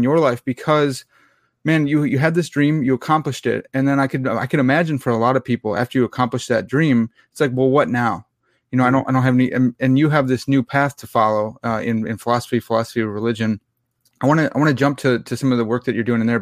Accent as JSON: {"language": "English", "town": "Lombard", "region": "Illinois", "country": "United States", "tie": "born or raised there", "said": "grew up in Lombard, Illinois"}